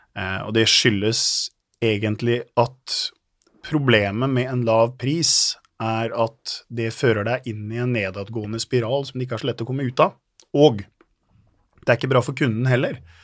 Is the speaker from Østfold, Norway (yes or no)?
yes; Halden, Østfold, Norway; jeg er fra Halden eh, og har fire barn. Og så er jeg gift, og så ja, bor jeg der og trives